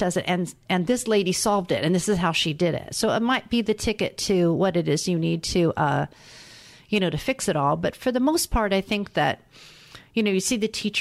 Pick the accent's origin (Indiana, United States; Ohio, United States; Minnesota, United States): Indiana, United States; Indianapolis; I'm from Indianapolis, Indiana